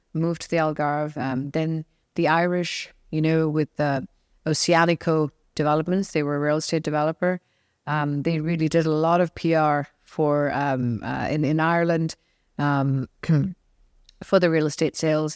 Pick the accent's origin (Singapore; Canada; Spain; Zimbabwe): Singapore; also born or lived in London, United Kingdom; now in Portugal; I am originally from Singapore, uh, of Indian, um, heritage